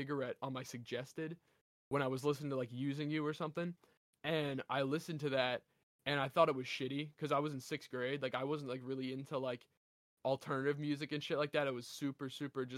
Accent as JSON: {"language": "English", "region": "Delaware", "country": "United States", "said": "I'm from Delaware"}